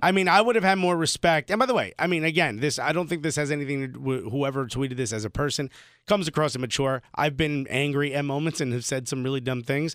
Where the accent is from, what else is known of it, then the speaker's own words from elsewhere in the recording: Newark, New Jersey, United States; moved away as an adult; now in New York, United States; I grew up in Newark.